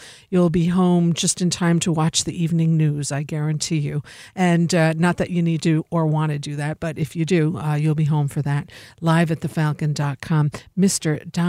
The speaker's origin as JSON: {"language": "English", "country": "Germany", "said": "very industrialized. I'm from Germany."}